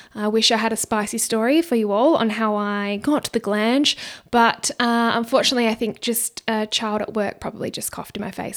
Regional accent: Perth, Western Australia, Australia; I just come from Perth. I have been here my whole life

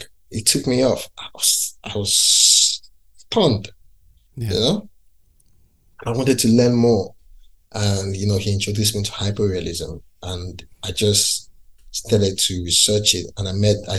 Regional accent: Lagos, Nigeria; moved away as an adult; now in London, United Kingdom; I grew up in Lagos City

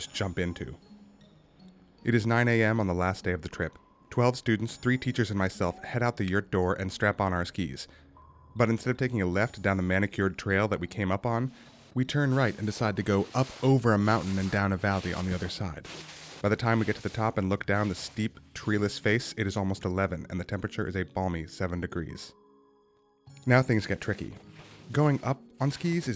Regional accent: Salt Lake City, Utah, United States; I grew up in Salt Lake City

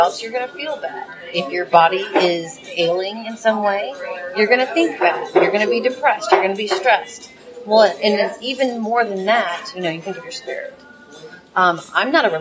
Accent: Monroe, Louisiana, United States; moved away as an adult; now in New Orleans, United States; So I come from Monroe. It's my home

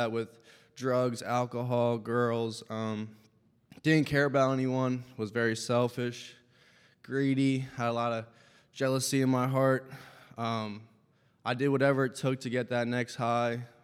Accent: Lancaster County, Pennsylvania, United States; I grew up in Lancaster County, Pennsylvania, a family of 5

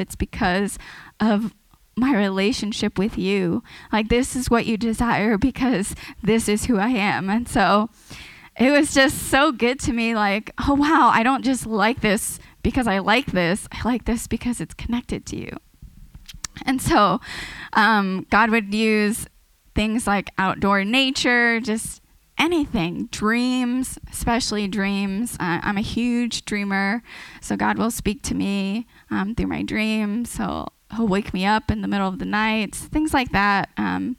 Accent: San Diego, California, United States; I'm originally from San Diego.

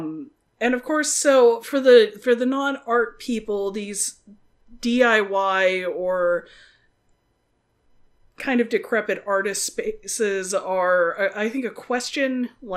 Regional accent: Midland, Texas, United States; when I was a kid growing up in Midland, Texas

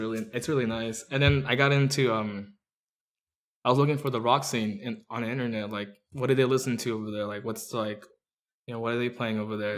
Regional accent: Orange County, California, United States; also born or lived in Mexico City, Mexico; we moved around from Anaheim to, like, Or, to Fullerton, to to, like, Riverside

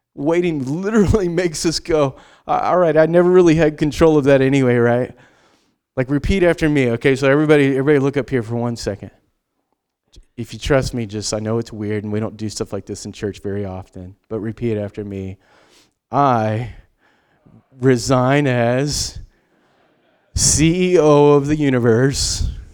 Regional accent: United States; we are Western American, independent.

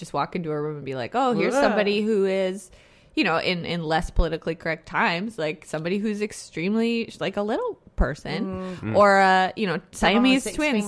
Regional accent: Canada; we're Canadian.

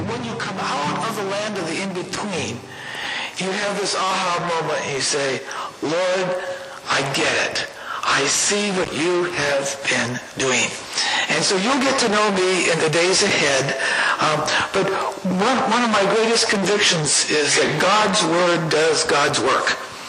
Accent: California, United States; moved away as an adult; I came to Minnesota when I was 20 years old, and I'll tell that story sometime. And I came from California, and I love Minnesota.

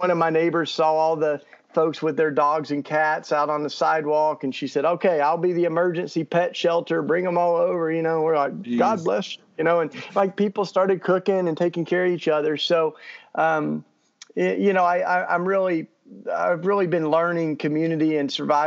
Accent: East Tennessee, United States; moved away as an adult; now in Philadelphia, United States; I grew up in East Tennessee

